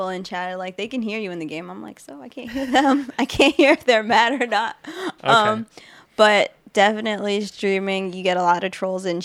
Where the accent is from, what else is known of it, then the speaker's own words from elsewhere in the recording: New York, United States; also born or lived in Massachusetts / Florida / Georgia; I was born in Massachusetts. I was raised in New York